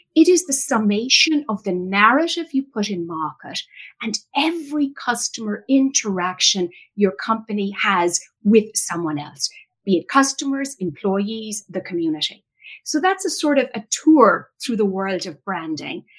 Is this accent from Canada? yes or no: no; Ireland; moved away as an adult; now in United States; I was born and raised in Ireland, came to the United States after college